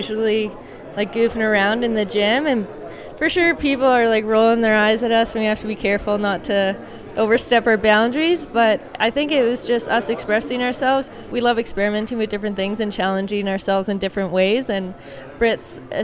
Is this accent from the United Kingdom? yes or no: no; Kelowna, British Columbia, Canada; coming from Kelowna, a bit of a smaller town